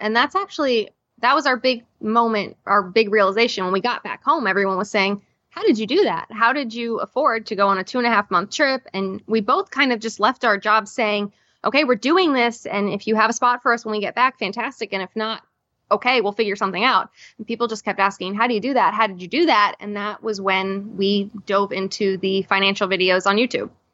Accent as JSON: {"language": "English", "region": "Florida", "country": "United States", "also_born_or_lived": "New York", "said": "I'm from Florida"}